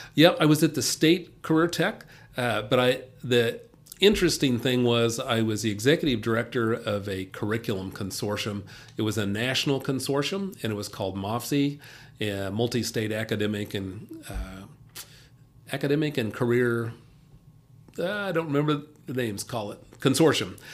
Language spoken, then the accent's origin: English; Kansas City, Kansas, United States; also born or lived in Paola, Kansas / Dodge City, Kansas; So I grew up, uh, around Kansas City. I, I was actually born south of there in, uh, Paola, Kansas, but I grew up around Kansas City